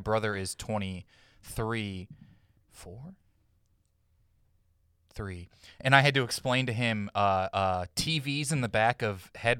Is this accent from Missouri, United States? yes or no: yes; Missouri, United States; now in Burbank, United States; when I was growing up in Missouri